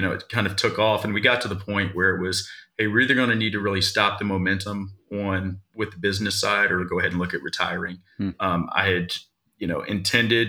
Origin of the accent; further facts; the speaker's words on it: Virginia, United States; now in Trafalgar, Indiana, United States; I'm originally from Virginia